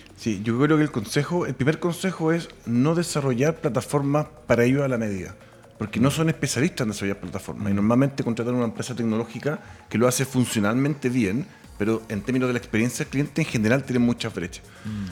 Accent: Chile

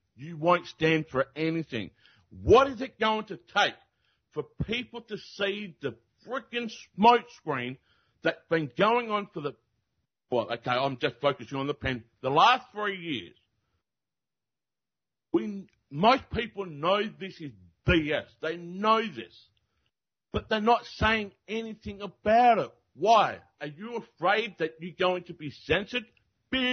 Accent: Australia; I am from Australia

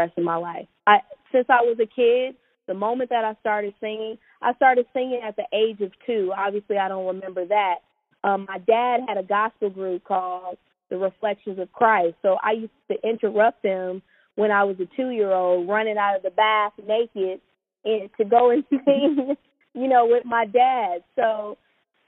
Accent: Orange County, California, United States; also born or lived in Inglewood, California; I grew up in Orange County, but I was in Inglewood 4 days out of the week

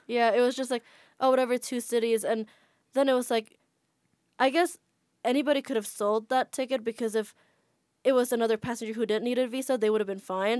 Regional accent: Jakarta, Indonesia; moved away as an adult; now in United States; Yeah, I grew up in Jakarta, and then my family moved there while I was already in the U S

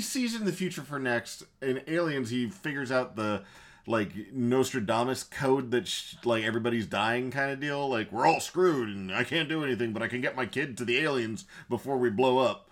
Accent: the South, United States; we're from the South

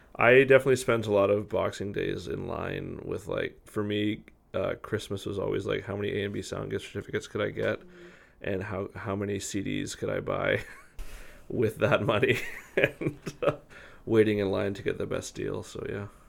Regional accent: Victoria, British Columbia, Canada; I'm born and raised in Victoria, BC

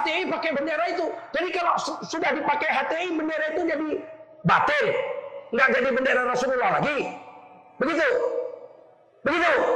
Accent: Malay, Sumatra, Indonesia; kami orang Melayu. Bapak saya orang Melayu.

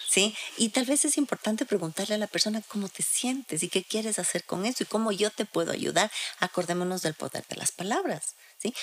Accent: Quito, Pichincha, Ecuador; nosotros como sociedad, como sociedad ecuatoriana, como sociedad quiteña

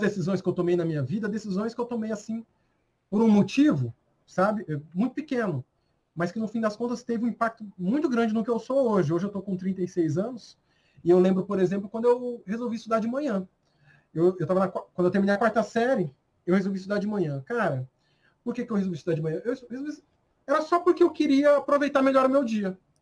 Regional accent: Brazil; eu sou muito brasileiro

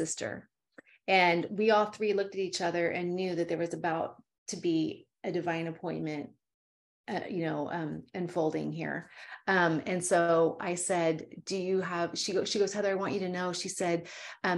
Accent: Calaveras County, California, United States; I'm from Calaveras County

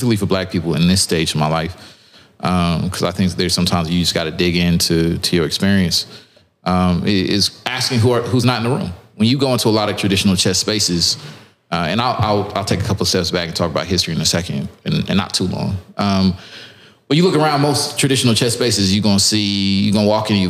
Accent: Lewisville, Texas, United States; I'm from Dallas, north of Dallas, from the suburbs

